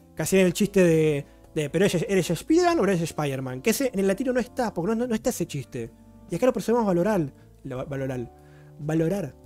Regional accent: Argentina; soy argentino

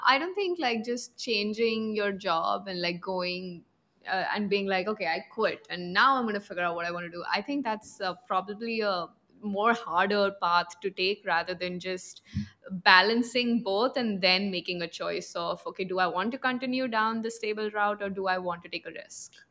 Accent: Punjab, India; I'm from the north, from Punjab

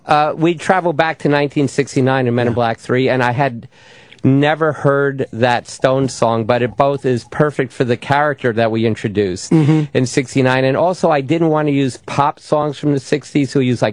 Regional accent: New York City, New York, United States; I grew up in Washington Heights. I went to music and art high school in 69. I was protesting the war and playing the French horn and living in New York City.

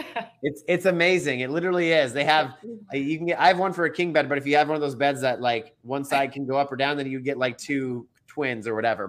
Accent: Minnesota, United States; now in Dallas-Fort Worth, United States; I'm from Minnesota

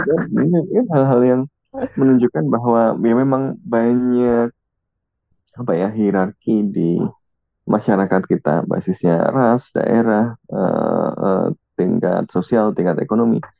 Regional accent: Java, Indonesia; moved away; also born or lived in Depok; gue orang Jawa

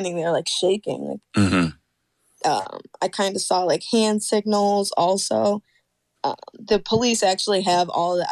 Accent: Sodus, New York, United States; in my hometown of Sodus, New York

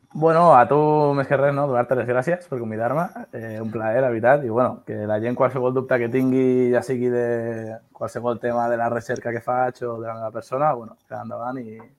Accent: El Prat de Llobregat, Catalonia, Spain; soc aquí un ciutadà del Prat de Llobregat de tota la vida

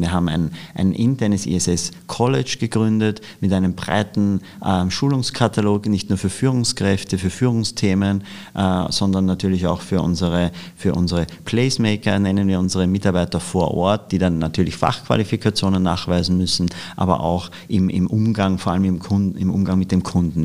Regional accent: Austria; moved away as an adult; now in Germany; als Österreicher

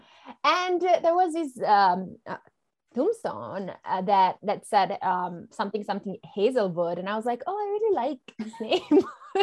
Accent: Italy; first language Italian; English is a second language; moved away as an adult; now in United States; I'm from Italy originally

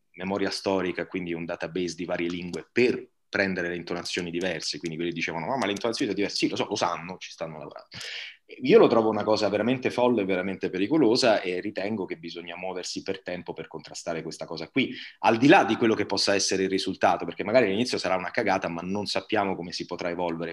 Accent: Bari, Apulia, Italy; accent: Barese; moved away; a Bari io avevo amici di colore che parlavano in barese

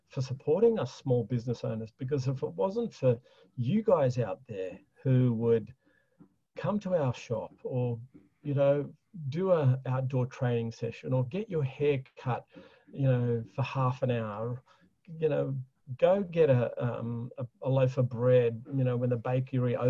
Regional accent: Australia; being an Aussie

